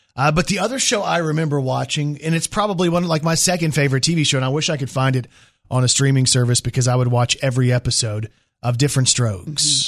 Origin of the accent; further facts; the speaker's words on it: Dallas, Texas, United States; moved away; I'm from the Dallas area